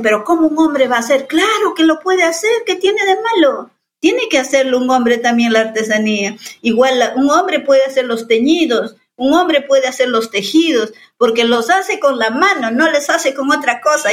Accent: Yanesha people, Selva Central of Peru, Peru; mi pueblo es Yanesha

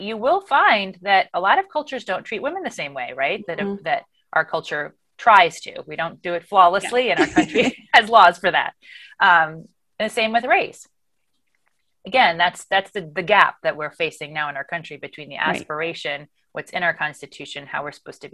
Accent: United States; my identity as an American

